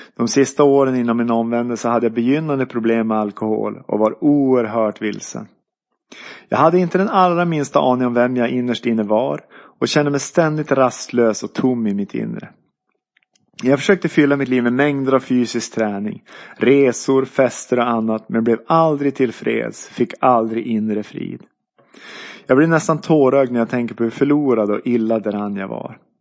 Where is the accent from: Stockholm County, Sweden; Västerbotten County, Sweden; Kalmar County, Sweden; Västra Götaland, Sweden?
Västerbotten County, Sweden; Byske; also born or lived in Umeå; jag föddes 1971 i Umeå men är uppvuxen i Byske, tre mil norr om Skellefteå i Västerbotten